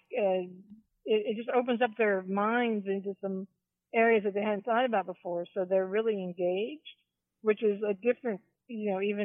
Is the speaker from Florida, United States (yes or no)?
yes; Miami, Florida, United States; also born or lived in Toledo, Ohio; I grew up in Miami. I'm a Florida girl, although I was born in Ohio in Toledo, but most of my life lived in Florida